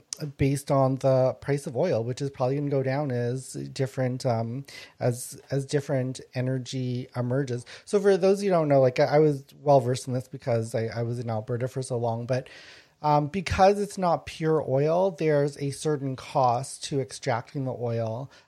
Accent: Laos; now in Canada; I'm an immigrant, a war refugee. And so it was really instilled in me to be proud and be really grateful to be here, because in our old country, we were overtaken by communists.

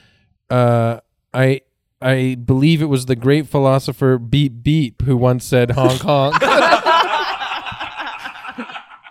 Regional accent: Toronto, Ontario, Canada; I'm born and raised in Toronto.

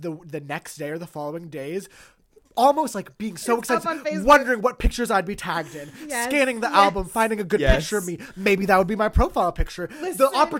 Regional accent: Toronto, Ontario, Canada; and I grew up in the East End

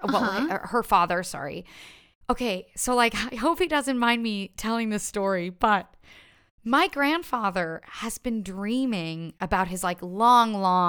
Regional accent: Ottawa, Ontario, Canada; now in Toronto, Canada; that was my first time, like, moving away from home. Like, I grew up in Ottawa.

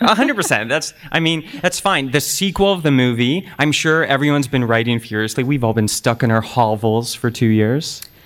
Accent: Oakville, Ontario, Canada; growing up in Oakville, Ontario

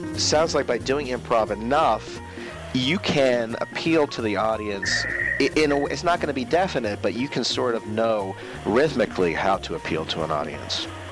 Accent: Maryland, United States; also born or lived in Northern Virginia; I'm from Northern Virginia and then Maryland.

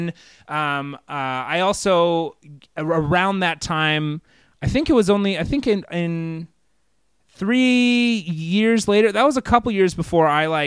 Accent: Fort Worth, Texas, United States; moved away; I grew up in Texas.

